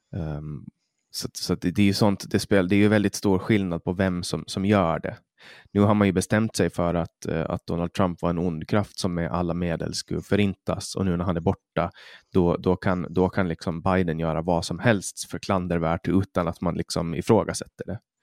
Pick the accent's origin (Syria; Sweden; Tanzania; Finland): Finland; Vi är svenskspråkiga i Finland